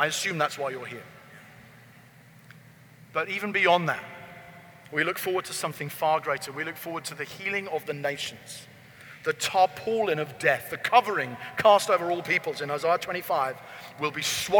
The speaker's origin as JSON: {"language": "English", "country": "United Kingdom", "said": "because I'm from Britain"}